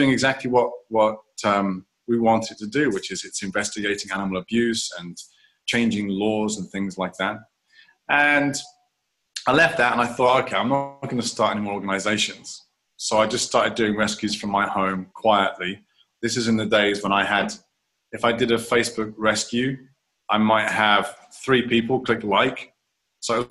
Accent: England, United Kingdom; moved away as an adult; now in Taiwan; I'm an Englishman and I've been here 19 years now

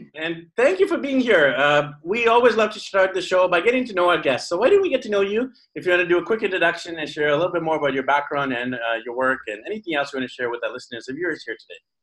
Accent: Canada; also born or lived in Japan; now in Philippines; I'm actually from Canada, and in Canada we learn English and French, but most of us in Canada don't speak French very well

